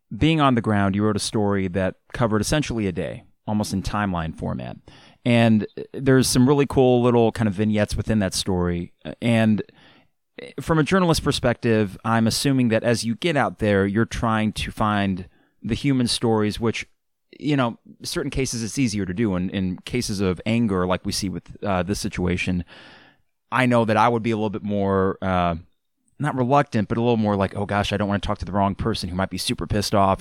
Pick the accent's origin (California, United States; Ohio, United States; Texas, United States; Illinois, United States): Illinois, United States; Champaign; growing up in Champaign Urbana